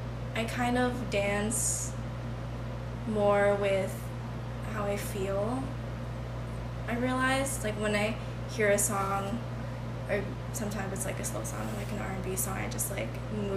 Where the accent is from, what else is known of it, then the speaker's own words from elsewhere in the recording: Philippines; And I'm typical Filipino.